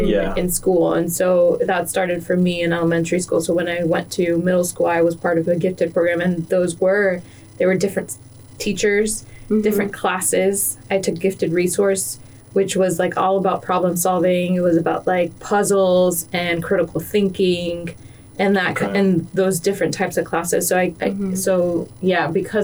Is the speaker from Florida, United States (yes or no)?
yes; Miami, Florida, United States; I grew up in Miami, and it was in West Kendall